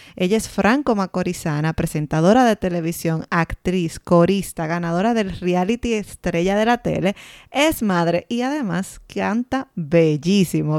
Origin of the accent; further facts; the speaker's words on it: Dominican Republic; moved away; nosotros salimos de RD, pero RD no ha salido de nosotros